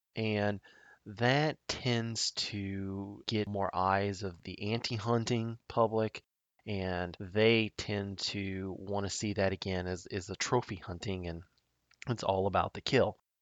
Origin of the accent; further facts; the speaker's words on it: Nebraska, United States; my home state of Nebraska